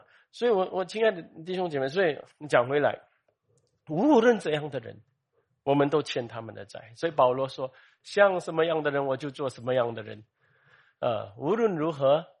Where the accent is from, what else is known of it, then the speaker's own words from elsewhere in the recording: Malaysia; 呃，你是中国人，我是马来西亚人哦，我是马来西亚，你是新加坡人啊